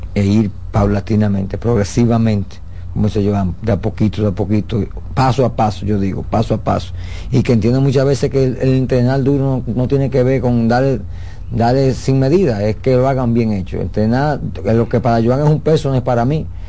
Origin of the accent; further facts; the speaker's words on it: Dominican Republic; nosotros como dominicanos